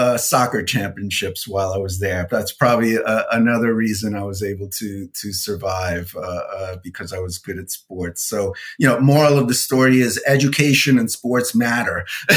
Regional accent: New York City, New York, United States; I grew up in New York City, raised by a single mom

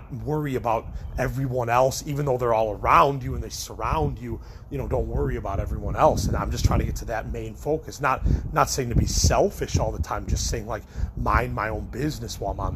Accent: Chicago, Illinois, United States; I'm from Chicago.

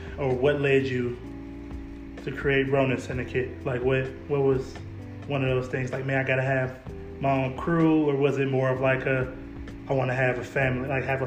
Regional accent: Chicago, Illinois, United States; I'm from Chicago

